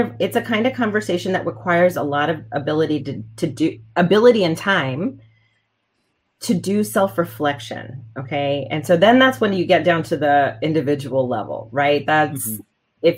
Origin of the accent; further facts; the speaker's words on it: Texas, United States; I grew up in Texas